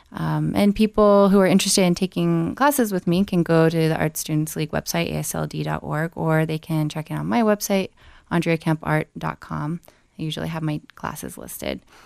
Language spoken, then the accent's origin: English; Glenwood Springs, Colorado, United States; now in Denver, United States; I'm originally from Glenwood Springs, Colorado